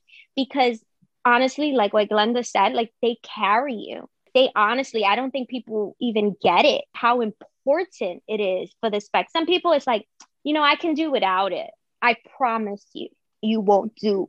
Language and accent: English; New York City, New York, United States; I'm from the Bronx.